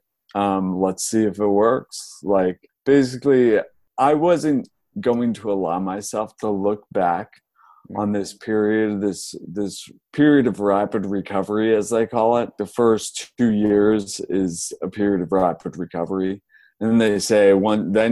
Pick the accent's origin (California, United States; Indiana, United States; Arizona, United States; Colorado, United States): Colorado, United States; Boulder; moved away as an adult; also born or lived in New York City; now in Austin, United States; I grew up in Boulder, which is very like granola town